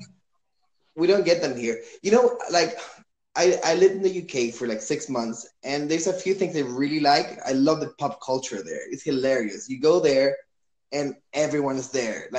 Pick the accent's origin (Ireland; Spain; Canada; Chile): Chile; I'm from Chile.